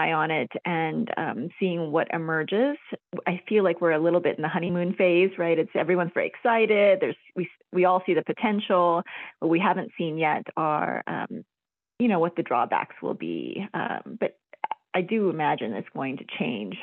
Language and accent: English; Albuquerque, New Mexico, United States; I'm basically from New Mexico. I grew up here and went to school here